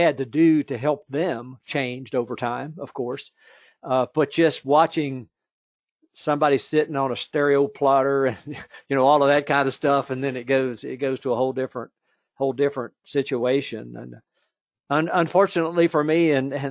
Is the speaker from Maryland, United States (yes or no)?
no; Virginia, United States; my home state of Virginia